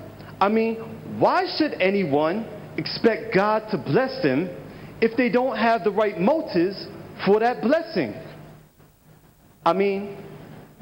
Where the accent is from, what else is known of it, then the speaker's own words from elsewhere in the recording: United States; I'm from the United States of America.